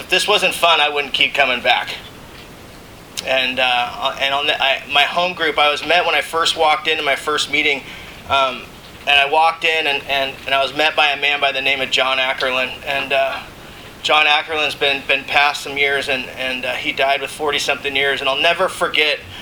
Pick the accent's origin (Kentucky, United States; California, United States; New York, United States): California, United States; Mission Viejo; I grew up in Mission Viejo, California